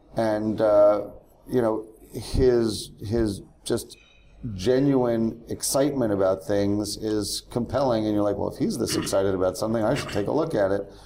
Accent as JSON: {"language": "English", "region": "New York area", "country": "United States", "tie": "born or raised there", "said": "growing up in the New York area"}